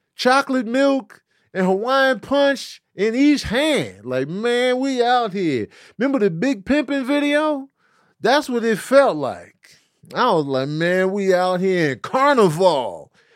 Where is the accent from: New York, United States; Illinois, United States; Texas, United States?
Illinois, United States; Chicago; growing up in Chicago, it was like everything was flat, no mountains